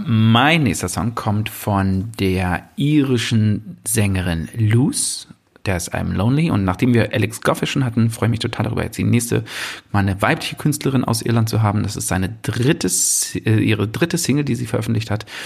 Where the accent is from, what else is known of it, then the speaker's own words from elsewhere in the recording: Brandenburg, Germany; als Brandenburger